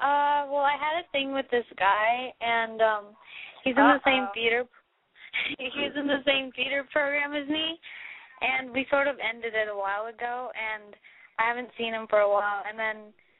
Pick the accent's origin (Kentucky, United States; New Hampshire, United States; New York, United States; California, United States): California, United States; Redlands; I'm 16. I'm from Redlands.